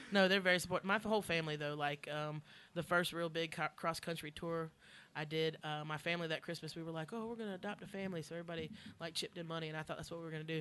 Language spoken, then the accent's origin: English; Columbia, South Carolina, United States; I'm from Columbia, South Carolina